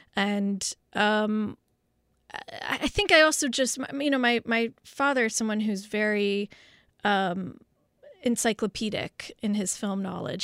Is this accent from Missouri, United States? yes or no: no; Los Angeles, California, United States; growing up in West L A at the time of O J